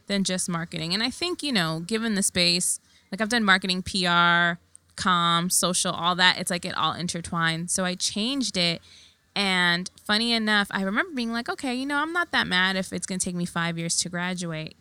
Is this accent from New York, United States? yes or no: yes; New York City, New York, United States; I was born and raised in Queens